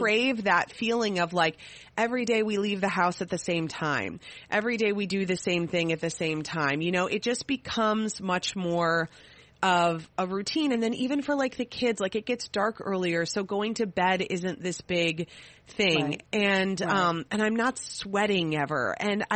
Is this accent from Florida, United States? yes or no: no; Minnesota, United States; I'm a Minnesotan.